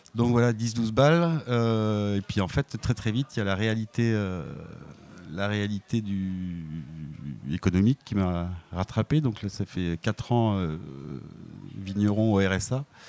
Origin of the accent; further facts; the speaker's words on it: Var, Provence-Alpes-Côte d'Azur, France; quand j'étais gamin dans le Var